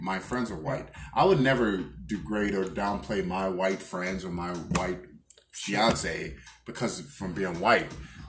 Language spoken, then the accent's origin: English; Chicago, Illinois, United States; I was born and raised in the South Side of Chicago.